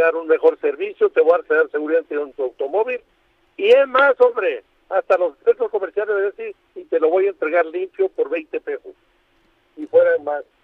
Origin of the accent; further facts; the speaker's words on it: Baja California Sur, Mexico; La Paz no tenemos ese problema en Baja California Sur, de donde yo soy